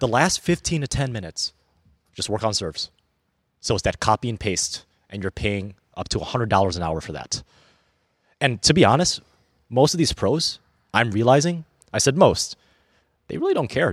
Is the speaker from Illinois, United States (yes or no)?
yes; Illinois, United States; also born or lived in Milwaukee area; now in Milwaukee, United States; when I was growing up in Illinois in the late nineties, early two thousands